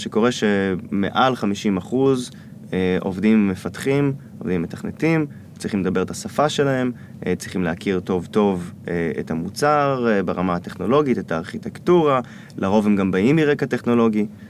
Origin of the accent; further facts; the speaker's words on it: Israel; also born or lived in United States; אני ישראלי